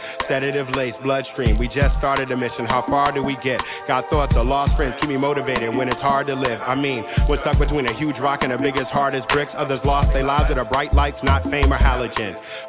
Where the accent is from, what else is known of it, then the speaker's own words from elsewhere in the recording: Washington, District of Columbia, United States; moved away as an adult; also born or lived in Atlanta; now in New York, United States; I grew up in Washington, D.C. I've lived in D.C., Atlanta, New York.